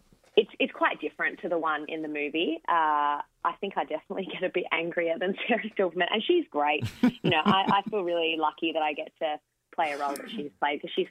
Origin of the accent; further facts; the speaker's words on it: Adelaide, South Australia, Australia; my hometown, Adelaide